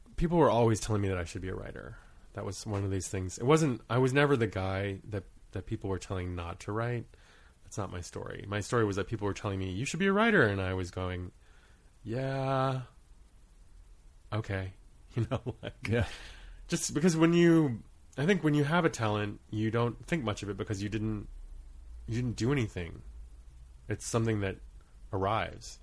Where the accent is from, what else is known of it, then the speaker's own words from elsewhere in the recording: Portland, Maine, United States; moved away as an adult; also born or lived in Rhode Island / Guam / Kauai / Truk; starting at age six, I grew up in Maine. And when I left school, for school at the age of 18, we had stayed there for the majority of my childhood